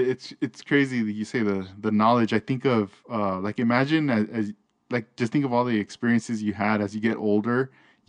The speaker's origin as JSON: {"language": "English", "area": "Linwood", "region": "California", "country": "United States", "tie": "born or raised there", "said": "I was growing up in Linwood"}